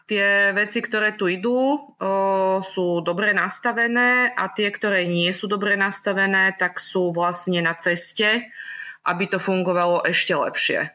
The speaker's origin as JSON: {"language": "Slovak", "country": "Slovakia", "accent": "Slovak", "moved": "as an adult", "lives_now": "Norrköping, Sweden", "said": "Ja som zo Slovenska odišla v roku 2018"}